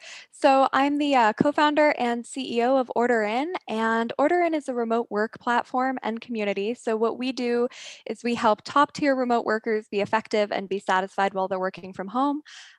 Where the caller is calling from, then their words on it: San Francisco, California, United States; I am calling in from San Francisco, the former hotbed of innovation and the current strange lockdown wasteland.